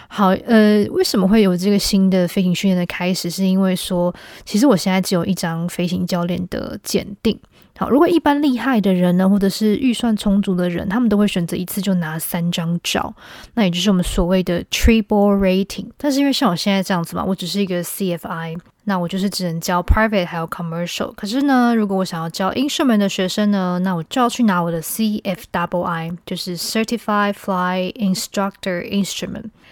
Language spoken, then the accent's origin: Chinese; Taiwan; now in United States; 婷婷跟我都是台湾人。对，我们，我在台湾长大的